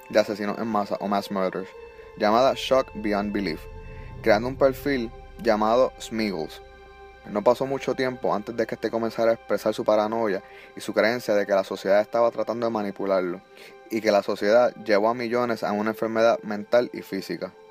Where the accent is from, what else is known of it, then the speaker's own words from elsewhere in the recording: Puerto Rico; now in Florida, United States; pues uno piensa, pues nos fuimos de Puerto Rico, tiene una mejor educación acá